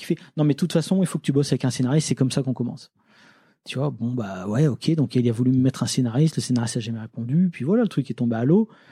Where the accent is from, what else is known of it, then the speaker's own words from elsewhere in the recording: Lille, Hauts-de-France, France; also born or lived in Nancy; je viens de Lille